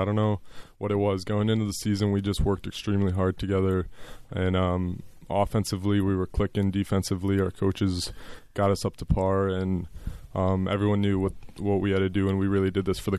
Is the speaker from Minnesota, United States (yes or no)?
no; Chicago, Illinois, United States; I'm from Chicago.